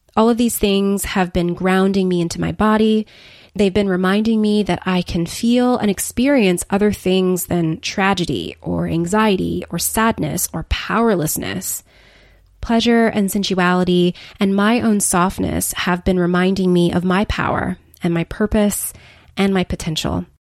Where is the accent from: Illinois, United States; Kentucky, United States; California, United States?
California, United States; Los Angeles; moved away as an adult; move cross-country back to L A, my hometown